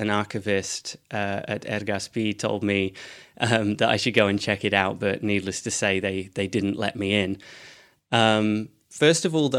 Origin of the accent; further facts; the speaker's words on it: Edinburgh, Scotland, United Kingdom; So I'm from Edinburgh, though my accent wouldn't make you think that.